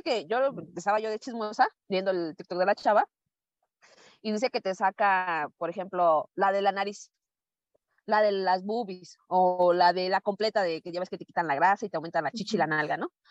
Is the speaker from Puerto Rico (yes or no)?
no; Mexico; somos mexicanos